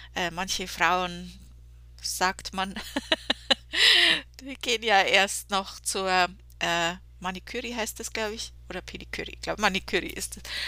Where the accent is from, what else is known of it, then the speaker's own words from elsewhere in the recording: Germany; bei uns in Deutschland